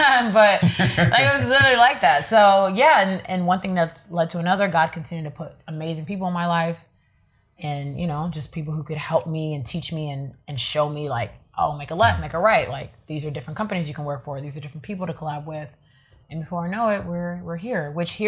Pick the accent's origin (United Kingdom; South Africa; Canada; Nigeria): Nigeria; because I'm Nigerian, so you know what that is.